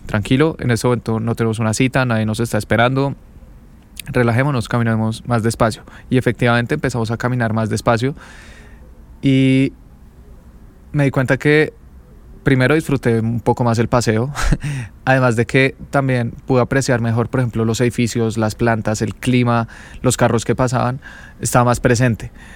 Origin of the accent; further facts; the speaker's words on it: Bogotá, Colombia; Yo soy de Bogotá, es la capital de Colombia